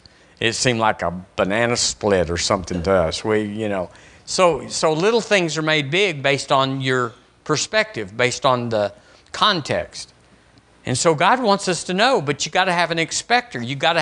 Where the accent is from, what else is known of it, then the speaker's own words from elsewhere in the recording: Tucson, Arizona, United States; When I was growing up in Arizona, in Tucson, we were there 5 years.